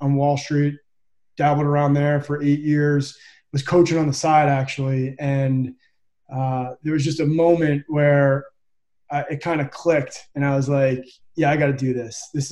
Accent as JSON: {"language": "English", "area": "Holmdel", "region": "New Jersey", "country": "United States", "tie": "born or raised there", "moved": "yes", "said": "I grew up in Central Jersey, a little small town called Homedale, New Jersey"}